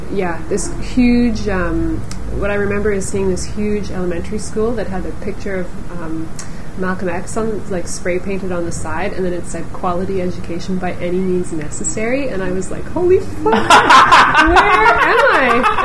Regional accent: Toronto, Ontario, Canada; We're both from Toronto

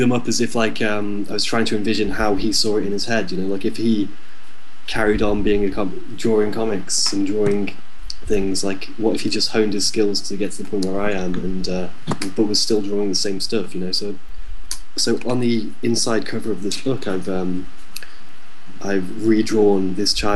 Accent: West Midlands, United Kingdom; moved away as an adult; also born or lived in South Korea; we're from the Midlands, we're from the West Midlands, you know, we're not really near any major cities or anything like that. We're just small town people

